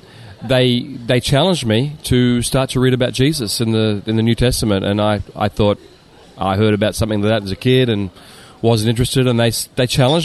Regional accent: Sydney, New South Wales, Australia; moved away as an adult; now in Japan; I was born in Sydney and raised in the beach suburbs.

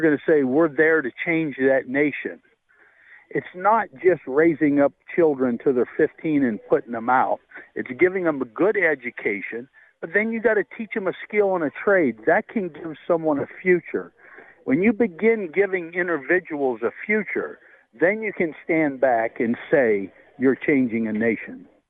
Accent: North Dakota, United States; I was born in North Dakota.

